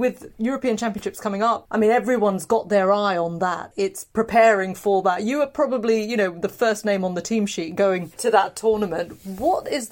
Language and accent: English; England, United Kingdom; I'm from England